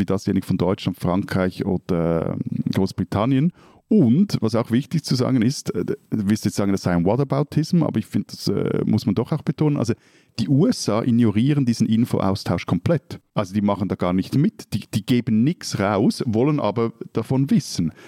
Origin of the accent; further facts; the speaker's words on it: Switzerland; bei uns in der Schweiz